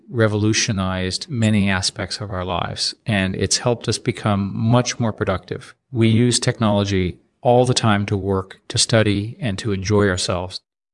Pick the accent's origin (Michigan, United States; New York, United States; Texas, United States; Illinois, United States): New York, United States; New York City; born there; Well, I was born in New York City in 1963.